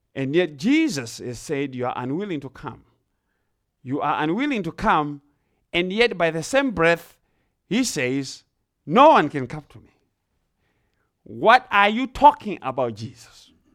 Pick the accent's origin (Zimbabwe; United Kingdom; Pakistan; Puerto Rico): Zimbabwe; now in Ohio, United States; I grew up in Zimbabwe. I, I'm from Zimbabwe. I grew up in the rural areas in Zimbabwe